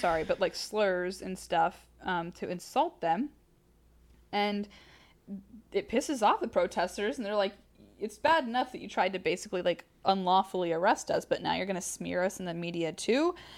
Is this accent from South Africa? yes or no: no; the South, United States; we're from the South.